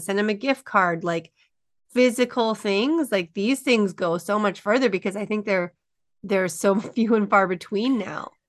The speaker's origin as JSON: {"language": "English", "region": "Alberta", "country": "Canada", "tie": "born or raised there", "said": "I'm a small town girl in Alberta"}